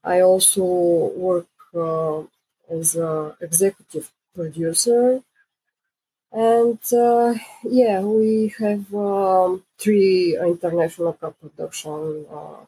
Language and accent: English; Bulgaria; I'm a producer from Bulgaria.